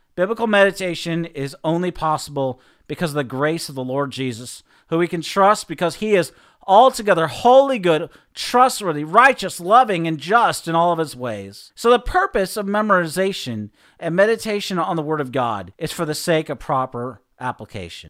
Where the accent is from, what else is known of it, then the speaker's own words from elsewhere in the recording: Seattle, Washington, United States; growing up in Seattle